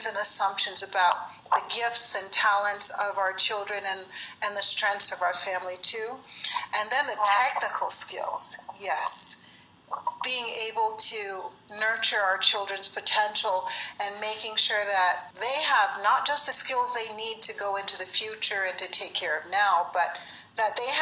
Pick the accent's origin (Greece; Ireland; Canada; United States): United States; Virginia; moved away as an adult; now in Colorado, United States; I was raised in Virginia.